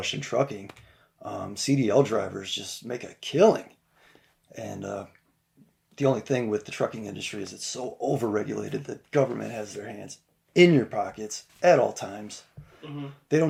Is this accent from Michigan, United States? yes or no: yes; Detroit, Michigan, United States; moved away as an adult; also born or lived in Garden City, Michigan; now in Illinois, United States; I'm from Detroit, Michigan, originally